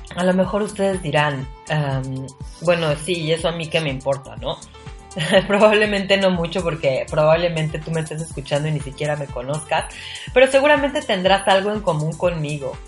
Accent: Mexico City, Mexico; moved away as an adult; now in Cozumel, Mexico; soy de la Ciudad de México

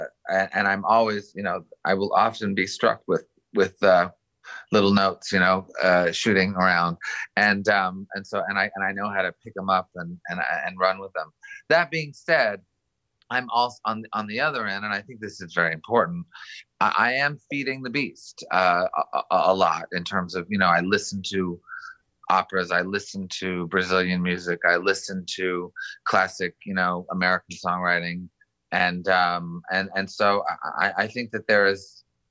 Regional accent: Montreal, Quebec, Canada; I was brought up in Montreal

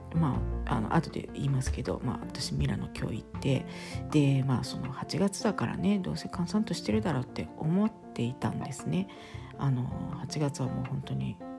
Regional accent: Kansai, Japan; now in Italy; 私はまあ関西出身ですけれども

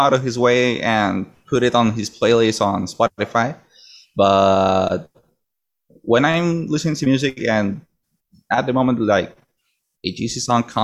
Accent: Cartagena, Bolívar, Colombia; I am from Cartagena

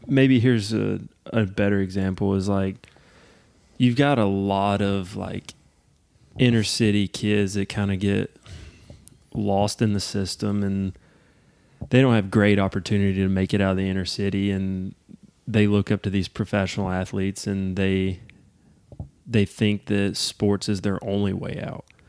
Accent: United States; my home country

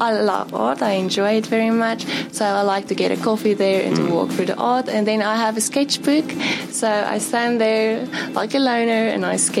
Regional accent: Bloemfontein, Free State, South Africa; I'm from Bloemfontein.

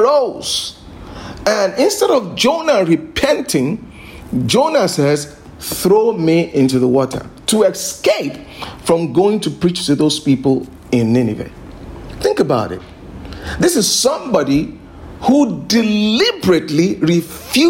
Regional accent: Lagos, Nigeria; being a Nigerian, and of course I grew up in Lagos here

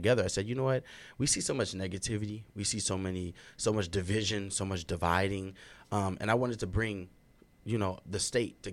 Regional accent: Minneapolis, Minnesota, United States; I'm from Southside, Minneapolis, born and raised

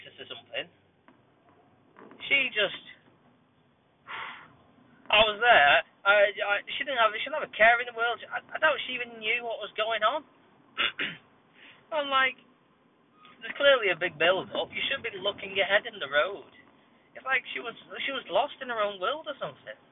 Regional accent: Bolton, North West England, United Kingdom; also born or lived in Atherton; This is the hometown. I was born in Bolton, you know. I'm a Bolton lad

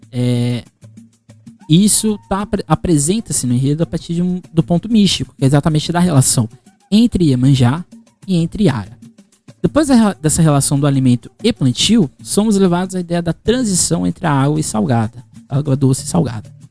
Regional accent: Brazil

